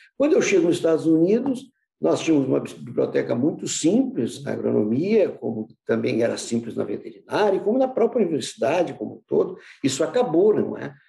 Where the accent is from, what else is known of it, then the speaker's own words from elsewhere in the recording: Porto Alegre, Rio Grande do Sul, Brazil; also born or lived in United States; eu sou porto-alegrense, nasci em 1950